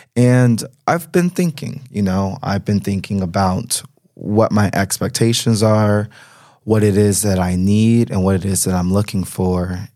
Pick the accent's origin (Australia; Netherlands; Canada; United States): United States; moved away as an adult; now in Berlin, Germany; as an American citizen